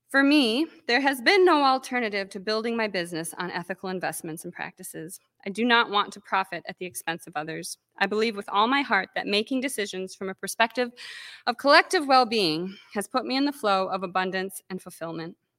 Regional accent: Calumet, Michigan, United States; now in Traverse City, United States; I grew up on the Keweenaw Peninsula

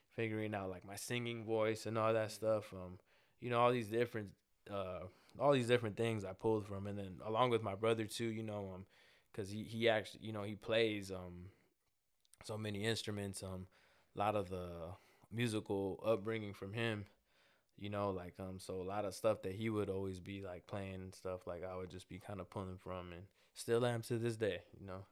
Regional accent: Los Angeles, California, United States; a young, uh, Salvadorian American kid, you know, like, grew up in, but grew up in South Central L

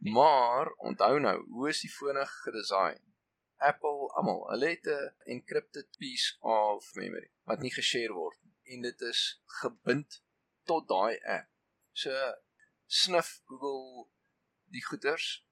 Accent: South Africa

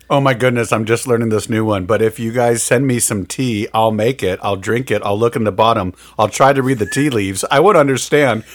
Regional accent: Midwest, United States; we're from the Midwest

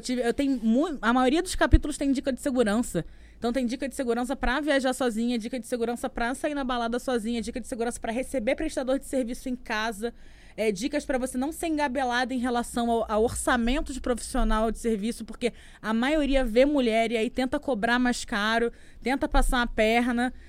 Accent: Rio de Janeiro, Brazil; eu sou do Rio de Janeiro

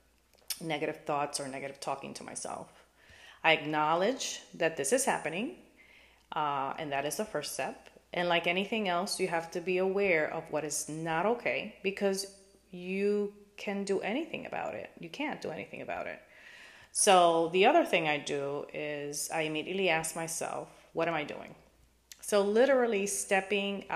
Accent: New York City, New York, United States; now in Florida, United States; I grew up in New York City and currently live in sunny Florida

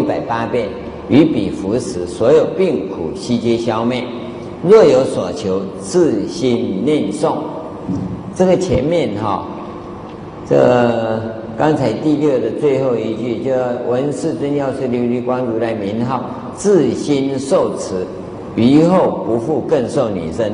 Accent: Taiwan; 我们台湾话叫做拜门靠

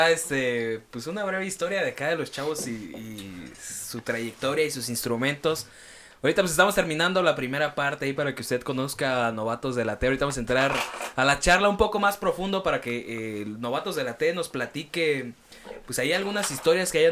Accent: Tacámbaro, Michoacán, Mexico; Pues, eh, yo somos de Tacámbaro.

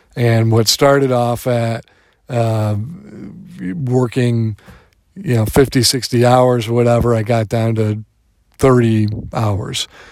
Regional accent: Detroit, Michigan, United States; moved away; I am a Detroiter

